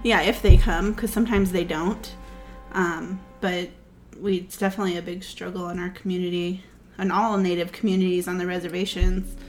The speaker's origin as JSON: {"language": "English", "region": "California", "country": "United States", "said": "we're from the Kumeyaay and Maidu tribes in California."}